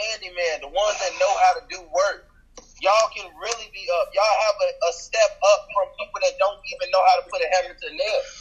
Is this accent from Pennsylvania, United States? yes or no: no; Chicago, Illinois, United States; moved away; I'm originally from Chicago.